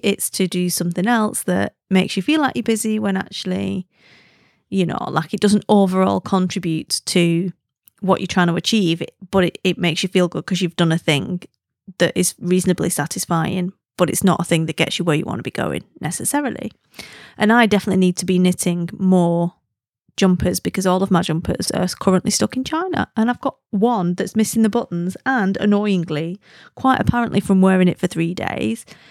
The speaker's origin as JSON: {"language": "English", "town": "Wigan", "region": "North West England", "country": "United Kingdom", "accent": "Wigan", "said": "I am Lancastrian"}